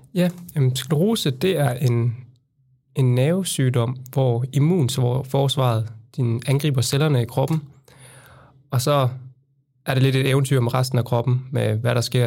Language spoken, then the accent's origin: Danish; Randers, Central Denmark Region, Denmark; born or raised there; moved away as an adult; now in Copenhagen, Denmark